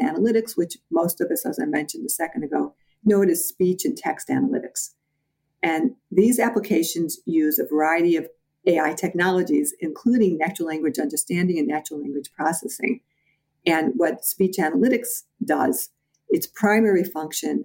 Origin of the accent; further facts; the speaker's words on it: Midwest, United States; moved away as an adult; also born or lived in Chicago; now in New York, United States; I'm a Midwesterner, and when I first moved to New York, I used to watch people talk